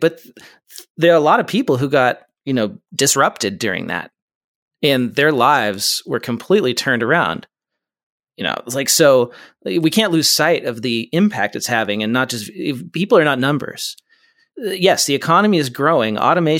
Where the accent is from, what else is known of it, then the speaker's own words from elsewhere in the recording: West Coast, United States; I'm from the West Coast. I don't know this geography.